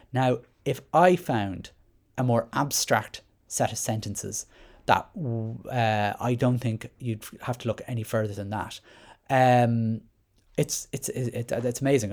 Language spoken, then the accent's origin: English; Ireland